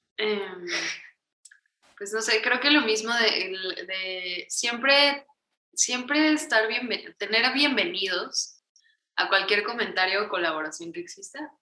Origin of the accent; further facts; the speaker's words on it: Mexico; also born or lived in Mexico City; somos un dúo mexicano, estamos en la Ciudad de México